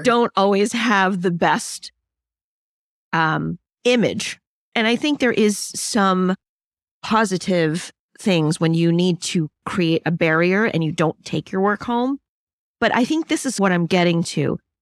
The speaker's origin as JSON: {"language": "English", "town": "New York City", "region": "New York", "country": "United States", "tie": "born or raised there", "said": "I'm Chinese and, and I grew up in the boroughs of New York"}